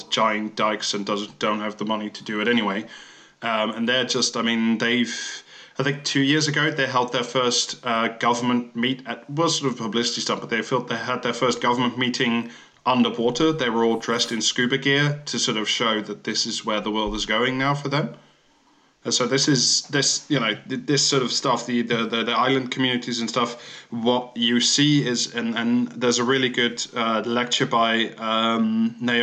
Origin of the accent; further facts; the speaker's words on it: Netherlands; that's my home country.